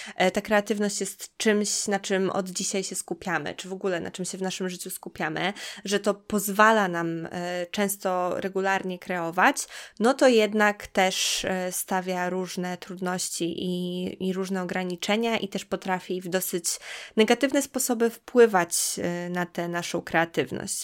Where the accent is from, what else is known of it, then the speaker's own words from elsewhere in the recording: Białystok, Podlaskie Voivodeship, Poland; moved away; ja też pochodzę z Podlasia, pochodzę z, z mm, Białego Stoku